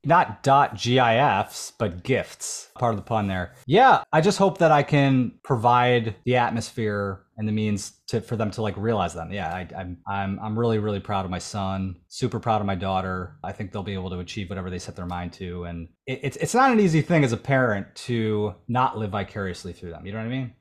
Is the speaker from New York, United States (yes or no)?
yes; Buffalo, New York, United States; For the first nineteen years of my life growing up in Buffalo, Williamsville, suburb of Buffalo